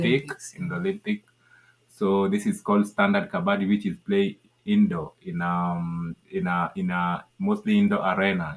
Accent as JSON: {"language": "English", "region": "Nairobi", "country": "Kenya", "tie": "born or raised there", "also_born_or_lived": "Ugenya, Siaya", "said": "I grew up in in Nairobi, at the capital city"}